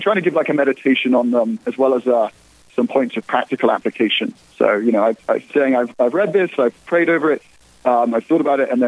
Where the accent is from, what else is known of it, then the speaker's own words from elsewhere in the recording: England, United Kingdom; moved away as an adult; now in Steubenville, United States; As you can probably tell from the sound of my voice, I originally hail from across the pond, from the United Kingdom